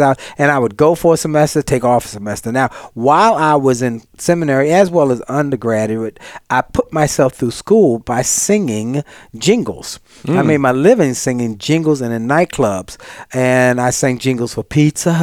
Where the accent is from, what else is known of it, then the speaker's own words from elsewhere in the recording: Washington, District of Columbia, United States; I am from Washington, D.C., and I grew up in Washington, D.C.